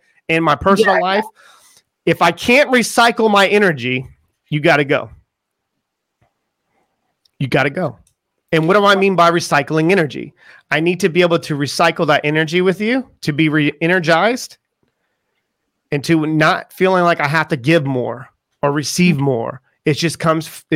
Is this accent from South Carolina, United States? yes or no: yes; Charleston, South Carolina, United States; I come from Charleston, South Carolina, and it's just right on the water